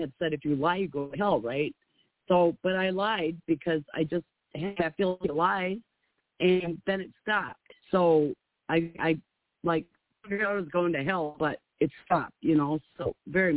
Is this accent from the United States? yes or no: yes; Minnesota, United States; I'm from Minnesota